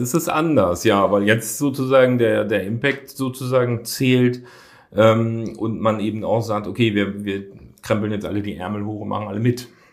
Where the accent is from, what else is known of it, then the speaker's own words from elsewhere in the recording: Hamburg, Germany; da habe ich als Jugendlicher äh, dann gejobbt. Da bin ich dann samstags von Wilhelmsburg mit dem Rad drüber gekommen